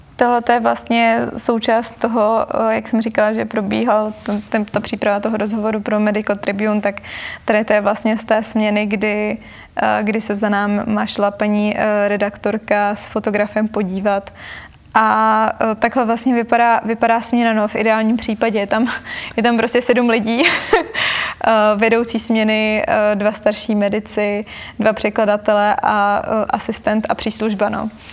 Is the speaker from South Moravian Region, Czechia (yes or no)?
no; Prague, Czechia; jsem vyrostla v Praze